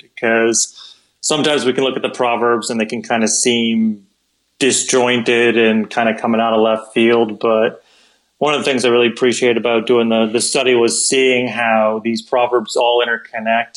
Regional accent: Wisconsin, United States; moved away as an adult; also born or lived in South Dakota; I'm originally from Wisconsin, so every once in like just a blue moon, you would have snow that would come like ridiculously late into the spring or even into the summertime. So I remember being a little kid

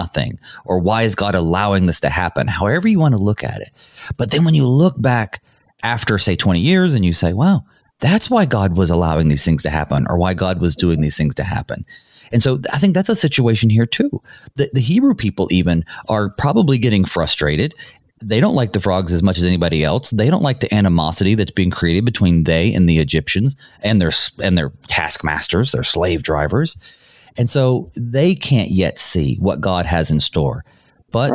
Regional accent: North Carolina, United States; moved away; also born or lived in Minnesota; I'm also from the South. I'm from North Carolina.

